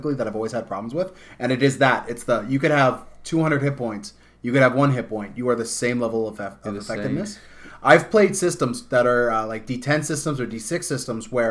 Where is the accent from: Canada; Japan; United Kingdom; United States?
Canada; we're Canadian